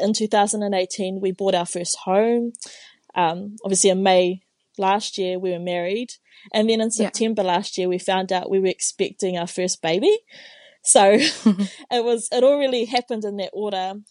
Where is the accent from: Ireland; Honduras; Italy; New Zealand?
New Zealand; Tauranga, Bay of Plenty; first language Māori; English is a second language; moved away as an adult; now in Dunedin, New Zealand; I was born and raised in Tauranga in the North Island